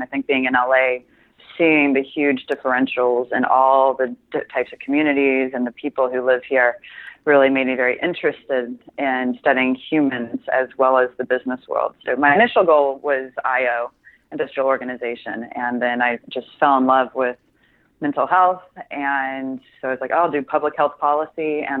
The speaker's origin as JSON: {"language": "English", "region": "Midwest", "country": "United States", "tie": "born or raised there", "also_born_or_lived": "Milwaukee / Denver / Kansas City", "said": "I am a Midwestern girl through and through. I was born in Milwaukee"}